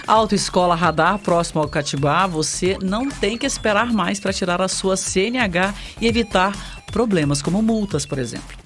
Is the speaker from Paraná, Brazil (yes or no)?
no; Sertãozinho, São Paulo, Brazil; fomos criados ali no Marciano Brandão